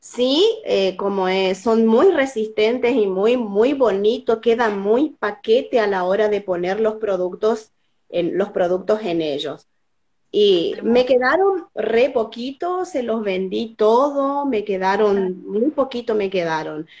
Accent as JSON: {"language": "Spanish", "region": "Formosa", "country": "Argentina", "said": "soy de Formosa"}